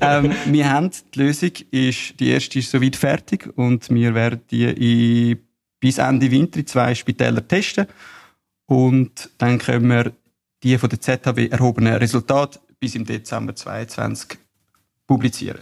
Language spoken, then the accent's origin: German; Bülach, Zurich, Switzerland; Ich komme aus Bülach, bin 31 und bin aufgewachsen in einem Familienunternehmen